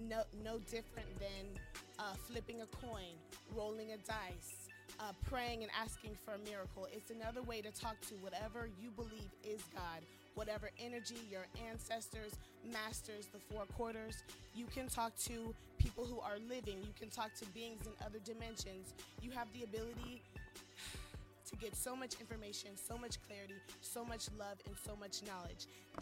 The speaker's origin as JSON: {"language": "English", "region": "California", "country": "United States", "tie": "born or raised there", "also_born_or_lived": "Johnson County", "said": "I grew up in different parts of California. Both my parents are Air Force."}